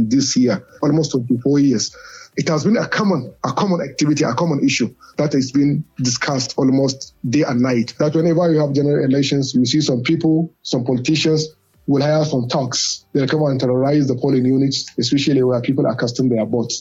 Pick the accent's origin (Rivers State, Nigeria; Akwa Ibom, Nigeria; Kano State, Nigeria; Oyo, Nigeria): Kano State, Nigeria; Kano; I come from Kano. Mm-hmm. I live in Kano, and I was brought up in Kano